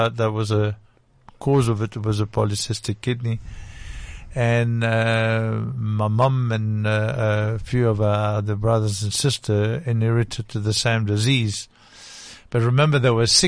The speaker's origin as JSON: {"language": "English", "country": "DR Congo", "tie": "born or raised there", "accent": "French", "moved": "yes", "lives_now": "South Africa", "said": "born in Congo, Belgium, Congo, DRC"}